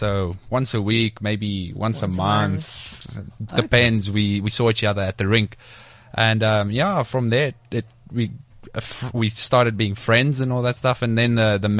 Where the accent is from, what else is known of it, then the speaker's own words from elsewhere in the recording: Benoni, Gauteng, South Africa; Oh, I'm originally from Benoni